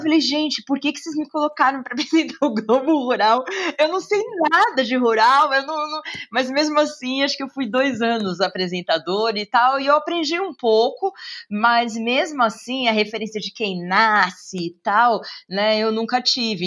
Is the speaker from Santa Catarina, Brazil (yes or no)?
no; São Paulo, Brazil; eu sou paulistana